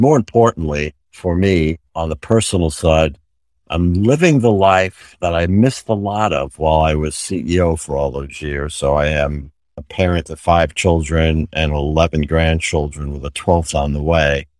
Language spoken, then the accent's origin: English; New York City, New York, United States; moved away; also born or lived in Connecticut; my mother was a purchasing agent in the local hospital where I grew up in New York City